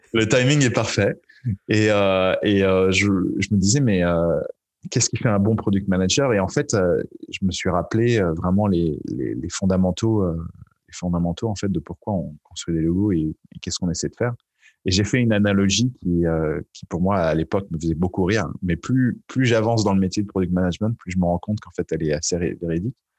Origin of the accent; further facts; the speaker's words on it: Paris, Île-de-France, France; moved away as an adult; je viens de Paris et même si j'ai fait la, on va dire quasi-totalité de ma carrière à l'étranger